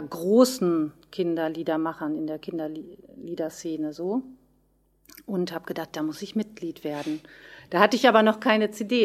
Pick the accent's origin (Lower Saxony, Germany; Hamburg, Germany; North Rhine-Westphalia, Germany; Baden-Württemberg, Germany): North Rhine-Westphalia, Germany; Löhne; Musikschule in Löhne wo ich herkomme